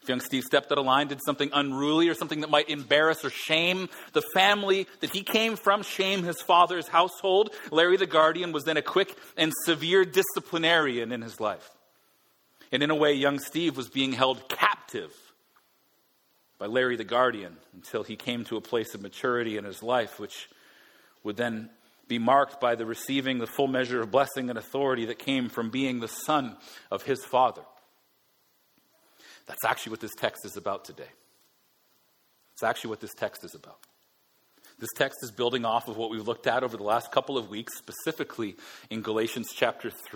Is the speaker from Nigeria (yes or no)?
no; Alberta, Canada; now in Vancouver, Canada; Being Albertan